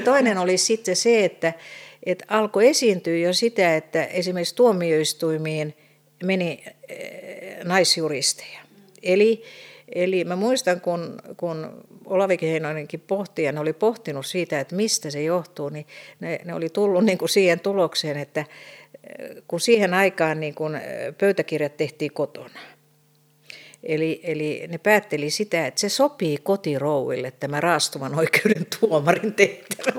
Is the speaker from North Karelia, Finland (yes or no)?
no; Helsinki, Uusimaa, Finland; mä olen Helsingistä kotoisin, niin mähän opiskelin kotoa käsin